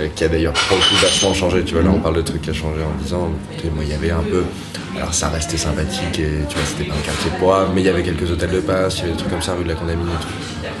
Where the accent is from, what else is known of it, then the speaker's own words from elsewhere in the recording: Paris, Île-de-France, France; moved away as an adult; also born or lived in Berlin; j'ai grandi à Paris euh, vers la place de Clichy